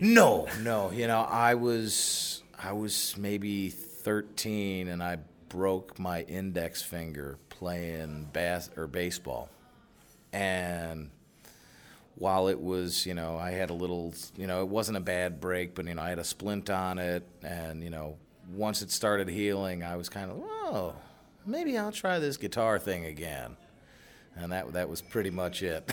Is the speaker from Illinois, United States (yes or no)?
yes; Chicago, Illinois, United States; I grew up out on the South Side